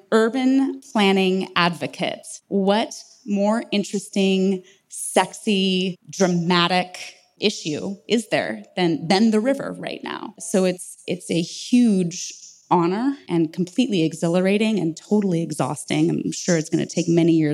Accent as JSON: {"language": "English", "town": "San Diego", "region": "California", "country": "United States", "tie": "born or raised there", "lives_now": "Los Angeles, United States", "said": "I grew up in San Diego."}